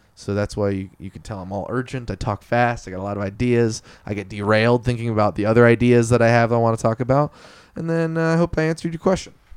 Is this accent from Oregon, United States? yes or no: yes; Eugene, Oregon, United States; growing up in North Eugene